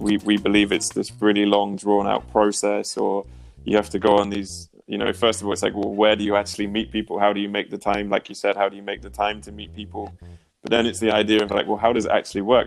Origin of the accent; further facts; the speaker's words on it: near Oxford, South East England, United Kingdom; moved away as an adult; also born or lived in United States; now in Prague, Czech Republic; originally, I'm from the UK, so I was born near Oxford.